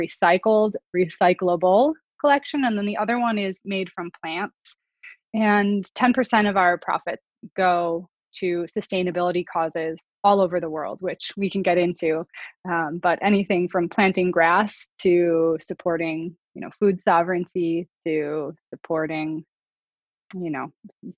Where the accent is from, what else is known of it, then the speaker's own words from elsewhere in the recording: North Dakota, United States; I was born in North Dakota in a small town